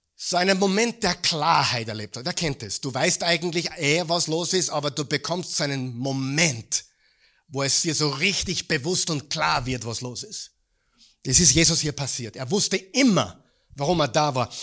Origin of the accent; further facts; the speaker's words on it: Mödling, Lower Austria, Austria; bei uns in Mödling